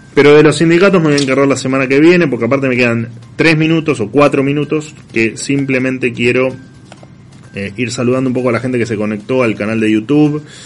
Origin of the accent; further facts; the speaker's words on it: La Plata, Buenos Aires Province, Argentina; moved away as an adult; nací en La Plata. Después, bueno, me fui, pero a los veintipico años me fui, pero, pero soy de La Plata